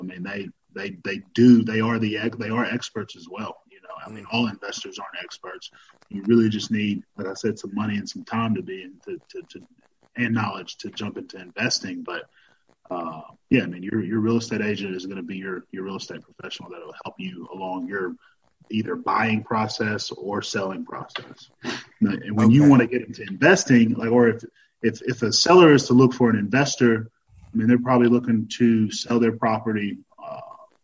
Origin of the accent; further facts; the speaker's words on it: Madison, Mississippi, United States; moved away as an adult; now in Nashville, United States; Originally I'm from Mississippi, originally Madison, Mississippi.